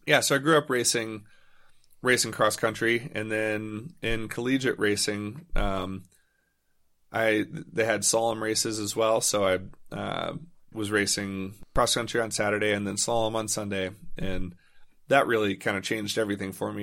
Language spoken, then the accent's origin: English; Louisville, Kentucky, United States; I grew up in Louisville, Kentucky, which actually was a pretty great place to ride bikes